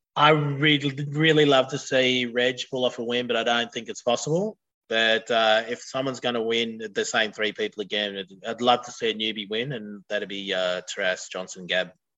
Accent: near Broken Hill / Silverton, New South Wales, Australia; now in Gold Coast, Australia; got married in Broken Hill or Silverton, which was 20 k's out of my hometown

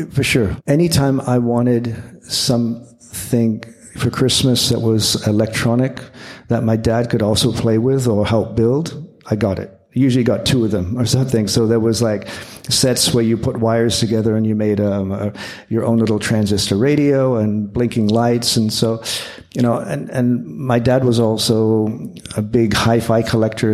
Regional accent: Windsor, Ontario, Canada; growing up in Canada

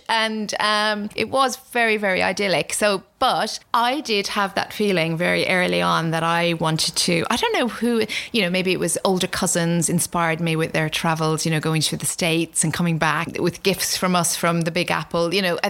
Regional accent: Galway, Connacht, Ireland; now in London, United Kingdom; I'm from the west of Ireland, from Galway.

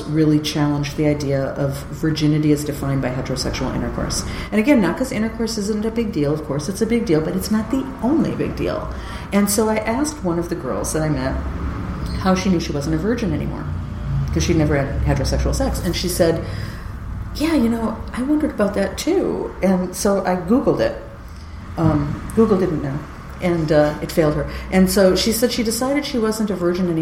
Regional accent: California, United States; I'm from California

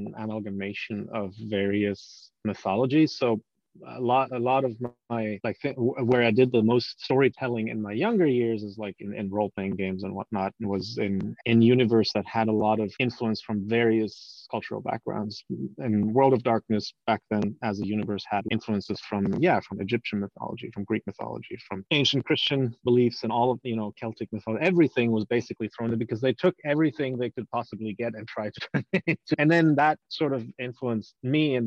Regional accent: Germany; moved away; I'm from Germany originally. We obviously have a very, very rich fairy tale culture back there

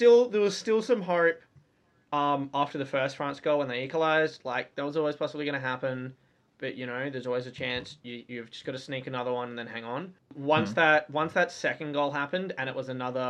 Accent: Brisbane, Queensland, Australia; my hometown

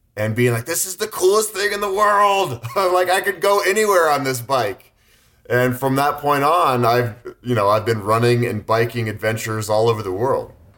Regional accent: Boulder, Colorado, United States; growing up in Boulder, Colorado, a very run-friendly town

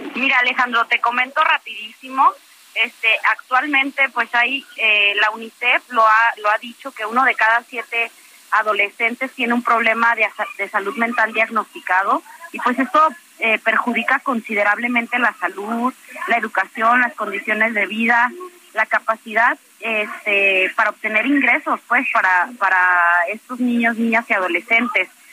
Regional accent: Guanajuato, Mexico; Guanajuato, de donde yo soy originaria

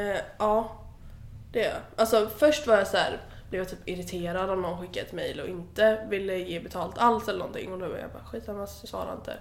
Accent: Alingsås, Västra Götaland, Sweden; moved away; jag kom ju från Alingsås

